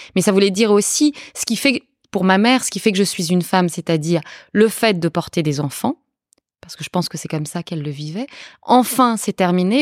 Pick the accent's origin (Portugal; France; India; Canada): Portugal; moved away; je suis portugaise. Je suis née au Portugal